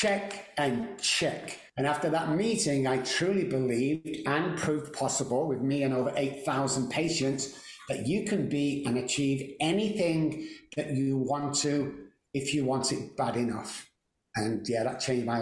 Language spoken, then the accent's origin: English; Manchester, North West England, United Kingdom; I actually grew up a place called Moss Side in Manchester.